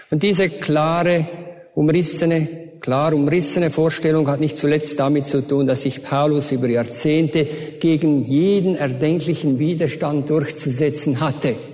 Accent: Switzerland; accent: Swiss; Ich bin ein waschechter Schweizer, aber das hört ihr ja wahrscheinlich an meinem Akzent.

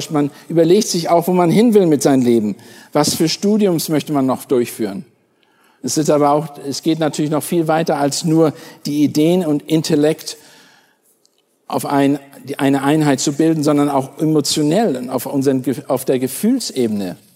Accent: Germany; Meine Frau ist aufgewachsen in Kalifornien, ich bin aufgewachsen in Deutschland.

